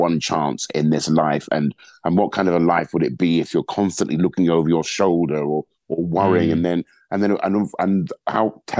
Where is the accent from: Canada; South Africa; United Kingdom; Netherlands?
United Kingdom; London; a Black man who's born and raised in London